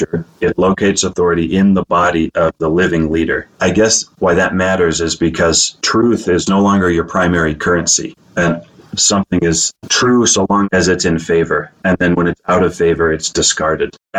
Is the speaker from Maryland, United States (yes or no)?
no; Salt Lake City, Utah, United States; also born or lived in Millcreek, Utah; I grew up in the Avenues, and so I was baptized in the Tabernacle